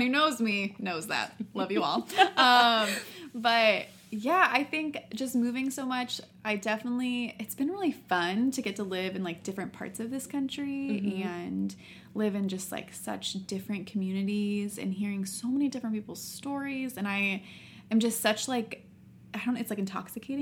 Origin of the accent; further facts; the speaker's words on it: California, United States; moved away as an adult; also born or lived in Spokane, Washington; I grew up in California with Janine